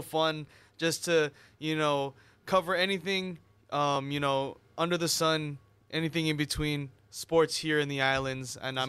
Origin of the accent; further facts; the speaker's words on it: Mililani, Hawaii, United States; I am a born and bred local boy from here on Oahu. I'm from Mililani. Went to Mililani High School.